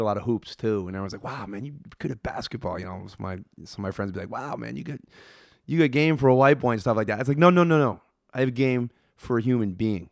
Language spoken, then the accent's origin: English; Worcester, Massachusetts, United States; I grew up in Worcester.